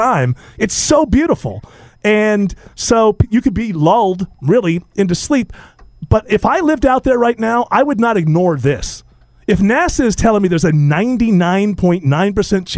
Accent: Northeast, United States; also born or lived in Los Angeles; I was from the Northeast

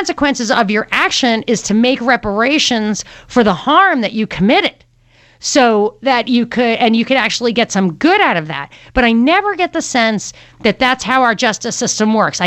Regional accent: New York, United States; moved away; I'm from New York and right on the border of New Jersey.

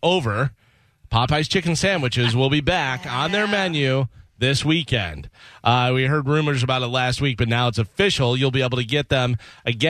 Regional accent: Illinois, United States; moved away; I grew up in Illinois

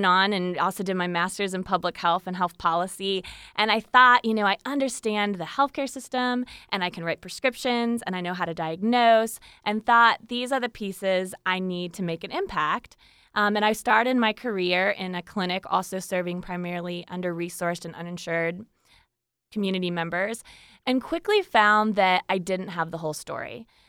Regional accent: Iowa, United States; I had the pleasure of volunteering at a free clinic in my hometown in Iowa

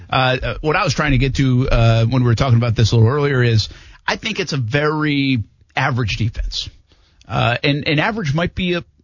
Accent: Albany, New York, United States; moved away as an adult; I come from Albany, New York, you know, 12 years ago. And when I left, they were doing camp in, in Albany.

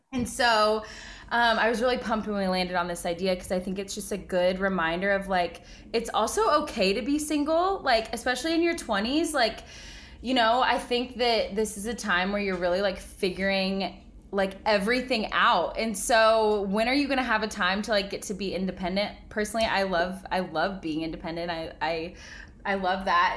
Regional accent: Bentonville, Arkansas, United States; moved away as an adult; also born or lived in California; now in Nashville, United States; I grew up in Bentonville, Arkansas

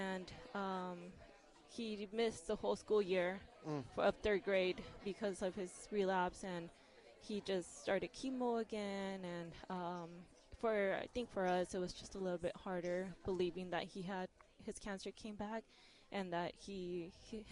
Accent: California, United States; moved away as an adult; now in Jacksonville, United States; We're originally from California

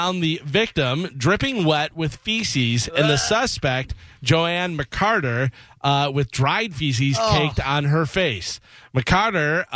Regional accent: Illinois, United States; moved away; I grew up in Illinois

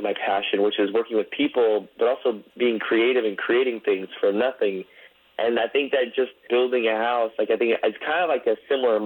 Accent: London, United Kingdom; now in West Coast, United States; I grew up in London, actually. I went to school in England, and so I was always 8 hours ahead of my whole family

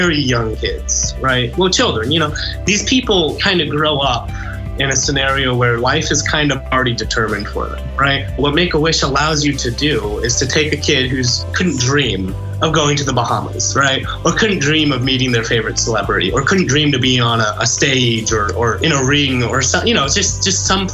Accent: Stillwater, Oklahoma, United States; I grew up in Stillwater, Oklahoma, and that's where I live

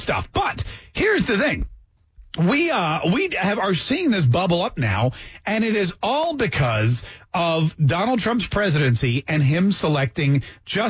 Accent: North Carolina, United States; I grew up in North Carolina

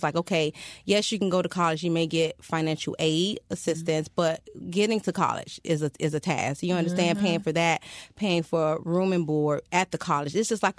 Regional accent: Miami, Florida, United States; I am a Miami native.

